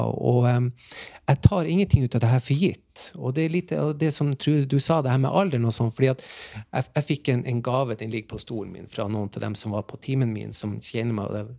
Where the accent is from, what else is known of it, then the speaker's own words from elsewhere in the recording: Tromsø, Troms, Norway; Jeg er fra Tromsø